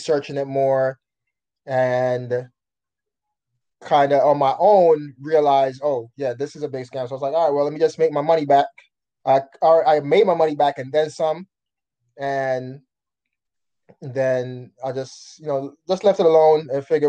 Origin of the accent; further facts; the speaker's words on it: New York City, New York, United States; also born or lived in Jamaica; I was born in Jamaica, but I was raised here in Brooklyn, New York